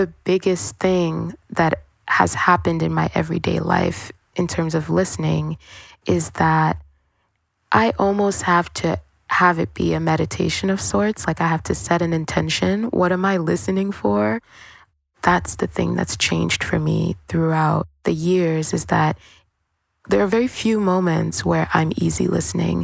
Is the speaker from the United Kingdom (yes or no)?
no; Cameroon; moved away; also born or lived in Brooklyn; I am from a really tropical place. I'm from Cameroon